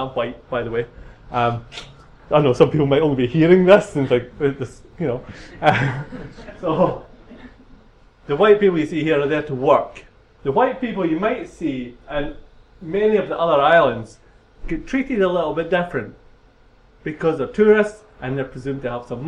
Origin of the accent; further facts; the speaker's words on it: Scotland, United Kingdom; accent: Scottish; moved away as an adult; also born or lived in England / Trinidad and Tobago; now in London, United Kingdom; this is a Scottish accent